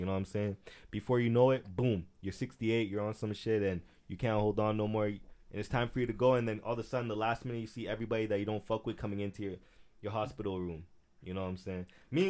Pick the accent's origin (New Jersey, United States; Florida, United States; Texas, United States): Florida, United States; And the thing is, they from Haiti. Me, I'm from Florida.